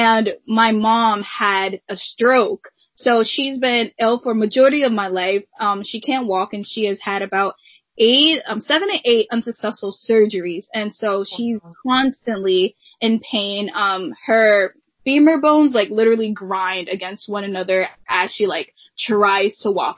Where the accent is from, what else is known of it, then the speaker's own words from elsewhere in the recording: New Jersey, United States; I was born and raised in New Jersey